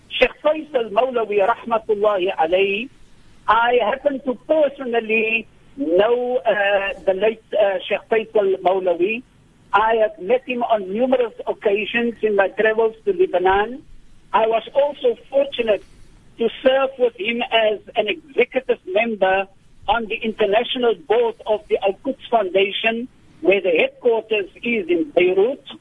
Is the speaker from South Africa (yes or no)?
yes; South Africa; for us as South African citizens.